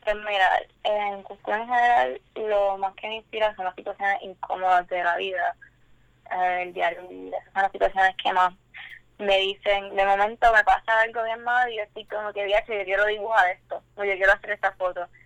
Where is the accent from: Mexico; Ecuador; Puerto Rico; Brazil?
Puerto Rico; Humacao; now in San Juan, Puerto Rico; estoy en Atorrey, San Juan ahora mismo. Pero originalmente soy de Humacao